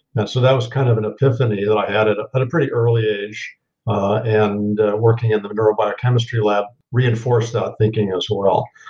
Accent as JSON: {"language": "English", "town": "Los Angeles", "region": "California", "country": "United States", "tie": "born or raised there", "also_born_or_lived": "East Coast, United States", "moved": "as an adult", "said": "I grew up in West Los Angeles"}